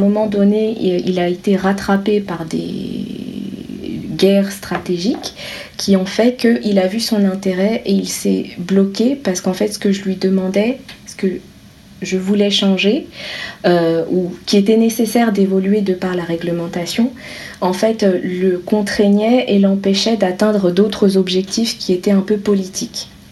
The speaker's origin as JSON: {"language": "French", "country": "France", "said": "je suis française"}